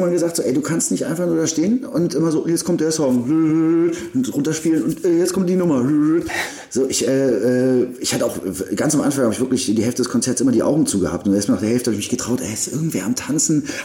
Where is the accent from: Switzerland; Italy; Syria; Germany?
Germany; Berlin; moved away as an adult; now in Salzburg, Austria; Und so bin ich nach Salzburg gekommen. Äh, es war erstmal krass als Berliner. Äh, war es ein krasser Kulturschock